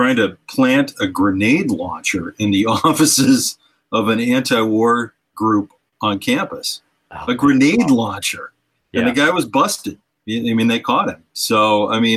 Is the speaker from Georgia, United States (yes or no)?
no; near Kent, Ohio, United States; I grew up very near Kent, Ohio, yeah, in a small town, just a few miles away